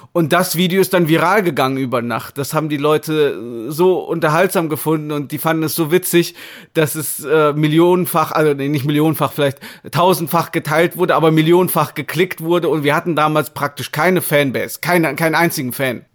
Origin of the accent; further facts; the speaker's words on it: Marienheide, North Rhine-Westphalia, Germany; moved away as an adult; now in Shanghai, China; Ich komme zwar nicht direkt aus Köln, 40 Kilometer aus einem kleinen Ort namens Marienheide